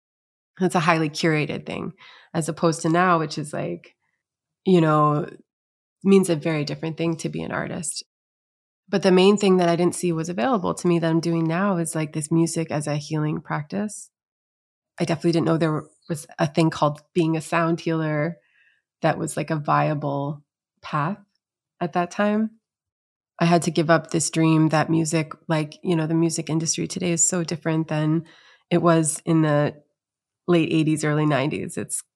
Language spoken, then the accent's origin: English; Syracuse, New York, United States; I'm from Syracuse, New York, originally.